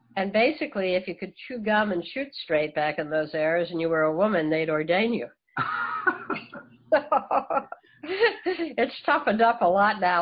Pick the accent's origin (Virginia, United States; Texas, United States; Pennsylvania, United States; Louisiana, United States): Pennsylvania, United States; Philadelphia; I was raised in the in the Philadelphia area